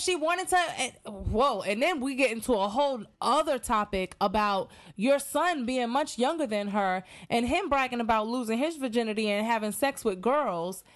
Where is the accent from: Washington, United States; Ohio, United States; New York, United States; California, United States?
New York, United States; I'm from New York